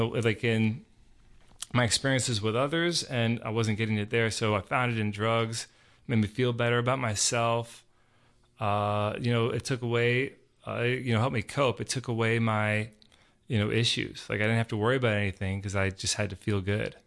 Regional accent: Georgia, United States; I grew up here in Georgia

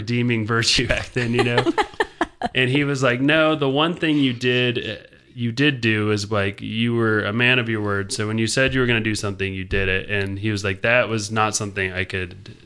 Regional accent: Marietta, Georgia, United States; I grew up in Marietta and went to Pope High School

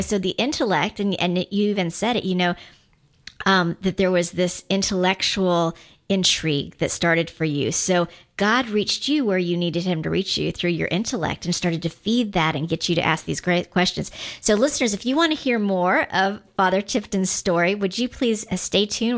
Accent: Guam; I am from Guam

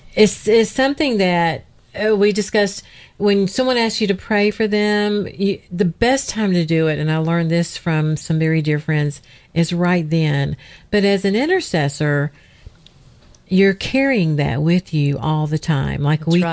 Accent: Georgia, United States; Georgia grown. I'm from Georgia

